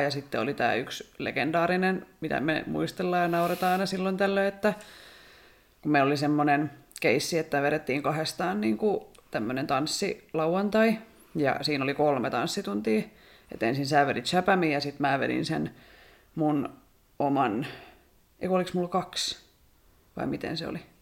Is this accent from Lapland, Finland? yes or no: no; Rauma, Satakunta, Finland; Mä oon Raumalta.